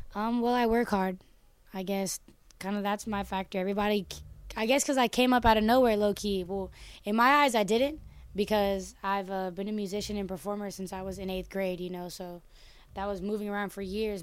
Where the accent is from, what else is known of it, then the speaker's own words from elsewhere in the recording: Oakland, California, United States; I'm from Oakland. Um, which is obviously in America and California.